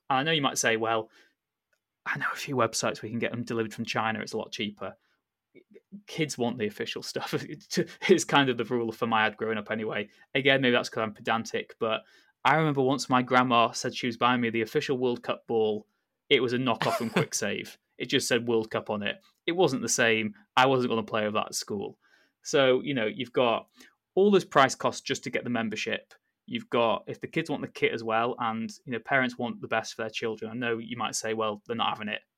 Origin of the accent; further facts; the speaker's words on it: North Wales, United Kingdom; when I grew up in North Wales